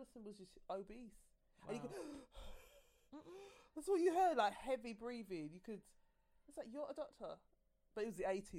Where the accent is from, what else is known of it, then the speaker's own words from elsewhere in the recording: Jamaica; I'm a Jamaican.